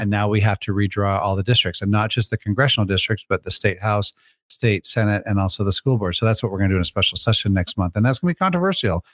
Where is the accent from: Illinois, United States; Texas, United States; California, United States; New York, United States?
Illinois, United States; Crystal Lake; I grew up in Illinois